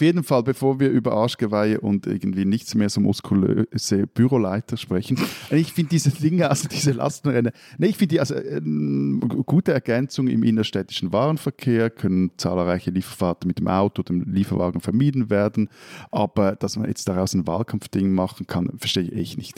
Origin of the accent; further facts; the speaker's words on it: Switzerland; als Schweizer